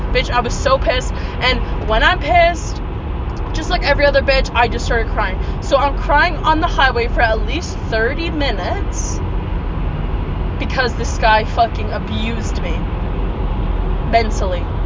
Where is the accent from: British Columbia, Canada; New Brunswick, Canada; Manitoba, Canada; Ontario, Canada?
Ontario, Canada; Peterborough; my first experience driving in my hometown was on the busiest street we could possibly have in my hometown. It wasn't super busy, but for those of you who live in Peterborough, I was on Lansdowne Street